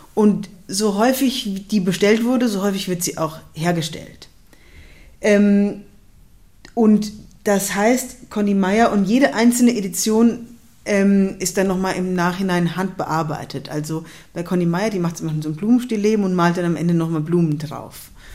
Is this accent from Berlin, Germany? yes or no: no; Darmstadt, Hesse, Germany; moved away as an adult; also born or lived in Cologne / Zurich; dann bin ich eben in Darmstadt aufgewachsen